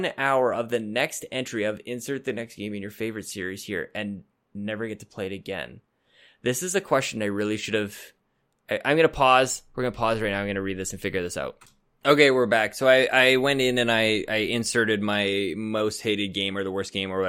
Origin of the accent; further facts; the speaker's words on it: Canada; I'm as Canadian as anybody